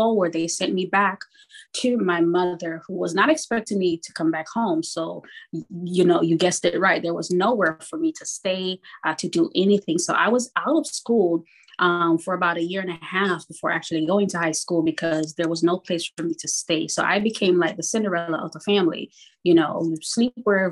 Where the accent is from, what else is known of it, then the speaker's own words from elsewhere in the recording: Kingston, Jamaica; moved away; born in Kingston, Jamaica in the 70s